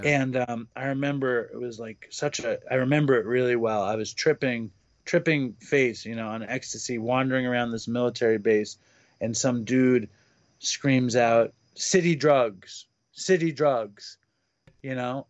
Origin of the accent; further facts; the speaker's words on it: New York, United States; I grew up in Manhattan